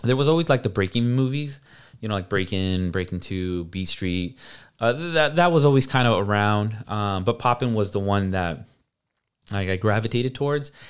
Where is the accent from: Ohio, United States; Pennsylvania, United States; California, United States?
California, United States; Hayward; I grew up in South Hayward